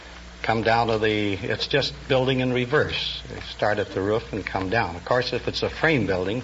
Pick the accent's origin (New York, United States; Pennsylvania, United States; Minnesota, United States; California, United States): Minnesota, United States; Minneapolis–Saint Paul; I was born in the Twin Cities.